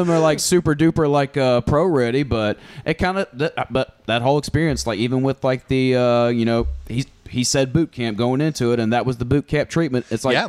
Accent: Brownsville, Tennessee, United States; I'm from Brownsville, Tennessee.

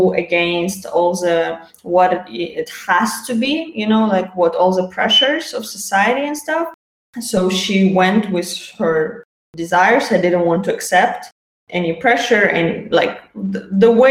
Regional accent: Azerbaijan; moved away as an adult; I was born in Azerbaijan

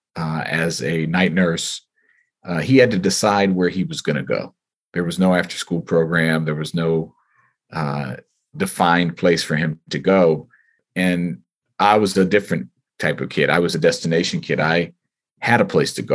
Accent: United States; as a child, you know, here growing up in America

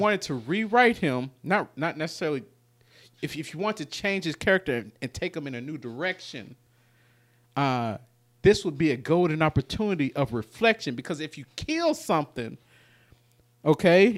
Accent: Memphis, Tennessee, United States; we're from North Memphis

